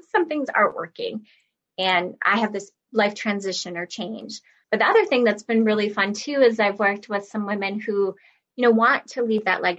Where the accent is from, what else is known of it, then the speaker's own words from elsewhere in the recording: Minnesota, United States; I'm from Minnesota, so I would work around the Twin Cities area for live classes